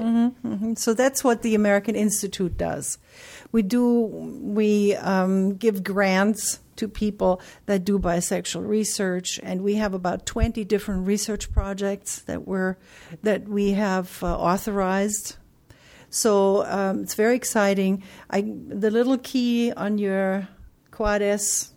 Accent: Germany; now in United States; I'm from Germany originally

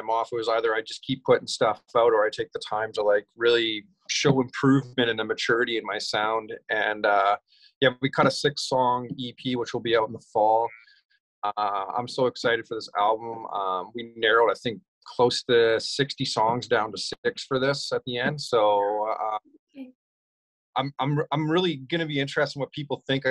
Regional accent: between Midland and Barrie, Ontario, Canada; also born or lived in British Columbia / Okanagan; now in Nashville, United States; I grew up in Ontario, between Midland and Barrie kind of area.

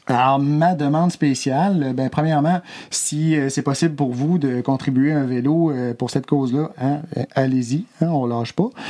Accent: Opitciwan, Quebec, Canada; moved away; Je garde de très beaux souvenirs de mon enfance à Opichiwan. Mes journées à jouer dehors, été comme hiver, beau temps, mauvais temps.

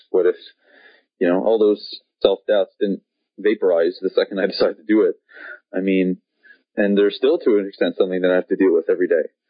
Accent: Montreal, Quebec, Canada; I grew up in Montreal in Canada

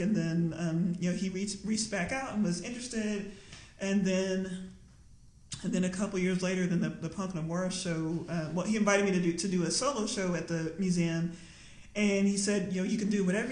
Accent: Lubbock, Texas, United States; moved away; also born or lived in Austin; growing up in Lubbock, Texas

